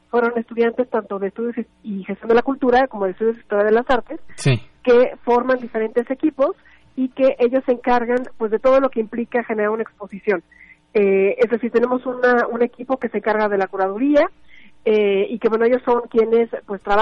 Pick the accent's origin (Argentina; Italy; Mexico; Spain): Mexico; nuestro legado como mexicanos y que pues nosotros lo que quisimos fue brindar ese espacio